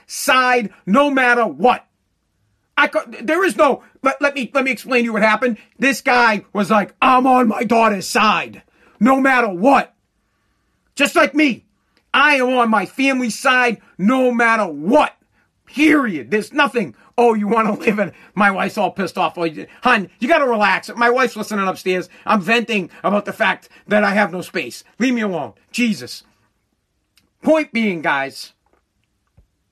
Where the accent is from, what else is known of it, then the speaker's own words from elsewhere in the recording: United States; I'm an American no matter what. But my dad's from Italy.